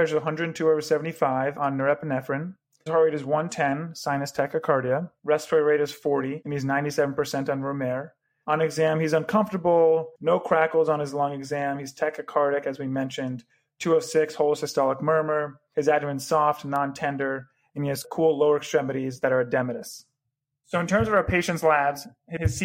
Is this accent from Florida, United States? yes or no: yes; Florida, United States; also born or lived in Chicago; now in Cleveland, United States; I'm from Florida originally